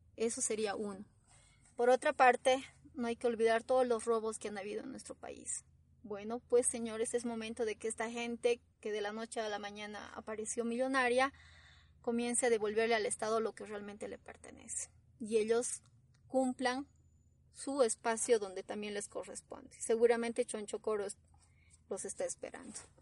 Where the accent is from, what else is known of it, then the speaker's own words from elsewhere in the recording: Bolivia; no le interesamos como bolivianos